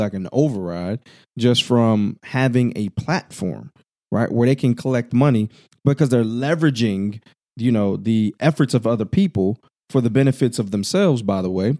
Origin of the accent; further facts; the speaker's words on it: Illinois, United States; I'm from the Midwest, Illinois to be exact